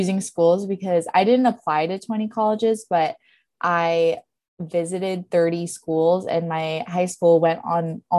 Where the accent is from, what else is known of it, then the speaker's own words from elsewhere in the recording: Bay Area, California, United States; moved away as an adult; now in Spokane, United States; we're both from the Bay Area